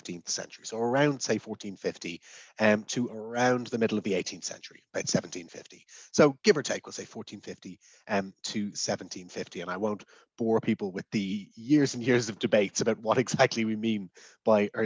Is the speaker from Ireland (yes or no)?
yes; Dublin, Leinster, Ireland; now in Leeds, United Kingdom; I grew up in Dublin and I was educated through Irish until I was 11 or 12 years old